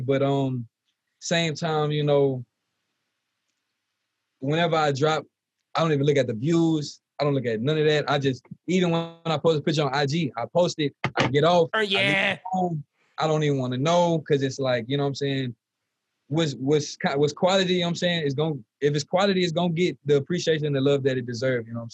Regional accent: Lafayette, Louisiana, United States; originally I was born in Lafayette, you know, born and raised

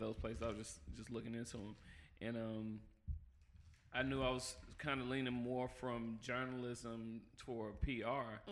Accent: Jackson, Mississippi, United States; born or raised there; also born or lived in California

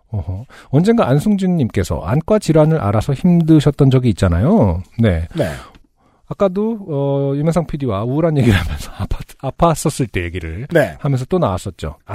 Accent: Sangju, North Gyeongsang, South Korea; 저는 경북 상주 출신인데 지방 사시는 분들은 알겠지만 엄청나게 중한 질병이 아닌 이상 가봤자 근처 광역시의 큰 병원이 최선일 때가 많죠.

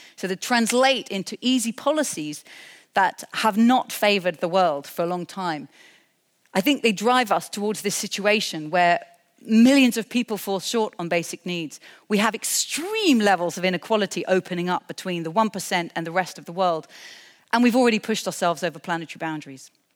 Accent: United Kingdom; I'm a British person

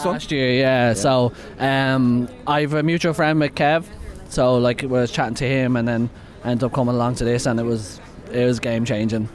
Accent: Dublin, Leinster, Ireland; now in Cavan, Ireland; I'm actually from Dublin, but I don't live in Dublin. I live in a place called Cavan.

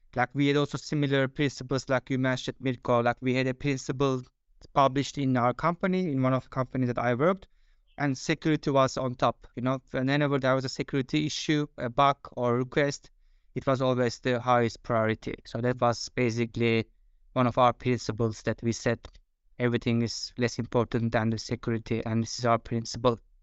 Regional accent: Turkey; moved away as an adult; now in Denmark; I am originally from Turkey, but I have been living in Denmark for last fifteen years.

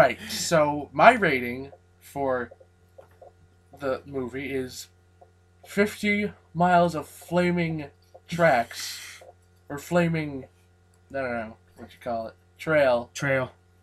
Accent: England, United Kingdom; now in Connecticut, United States; I'm English.

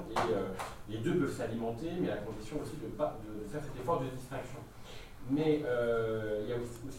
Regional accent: Vénissieux, Auvergne-Rhône-Alpes, France; moi je viens des Maguettes. C'est un quartier

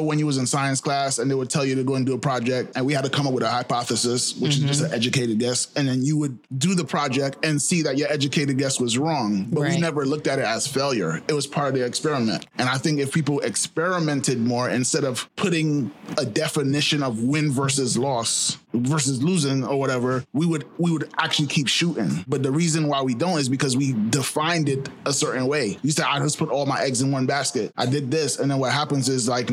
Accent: New York City, New York, United States; I grew up in Flatbush

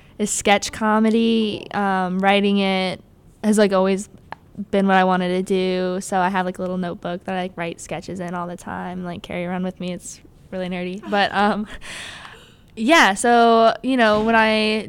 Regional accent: Littleton, Colorado, United States; moved away as an adult; now in Chicago, United States; I'm originally from Littleton, Colorado, which is a suburb right outside of Denver

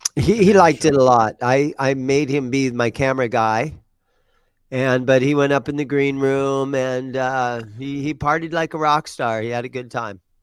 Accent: Granville, Ohio, United States; moved away; I grew up in Ohio. I was in the Gr-, I, we grew up in Granville, which is thirty miles east of Columbus, Ohio

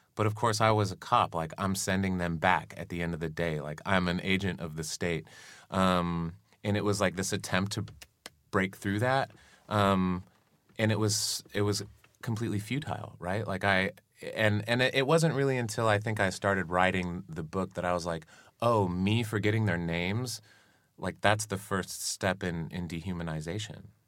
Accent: Arizona, United States; I grew up in Arizona

